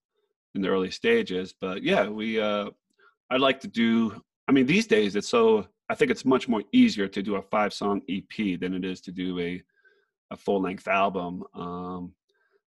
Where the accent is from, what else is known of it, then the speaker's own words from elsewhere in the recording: New Jersey, United States; moved away; I'm from Jersey